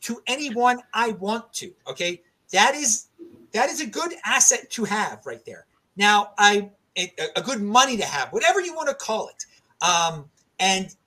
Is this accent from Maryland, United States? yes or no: yes; Baltimore, Maryland, United States; moved away; also born or lived in Farmington, New Mexico; I'm from Baltimore originally.